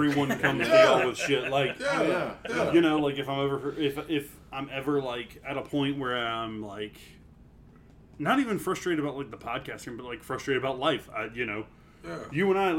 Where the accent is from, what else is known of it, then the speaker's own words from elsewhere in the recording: Woodfield, United States; I grew up in Woodfield. I grew up next to the Cumberland Hills